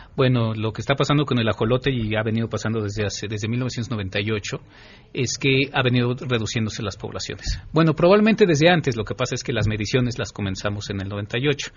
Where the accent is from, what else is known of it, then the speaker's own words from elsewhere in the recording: Mexico; nuestra identidad cultural como mexicanos